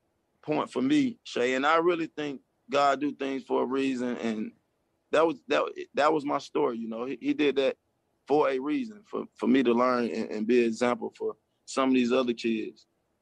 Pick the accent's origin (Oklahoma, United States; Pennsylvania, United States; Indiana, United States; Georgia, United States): Georgia, United States; Atlanta; I'm from Atlanta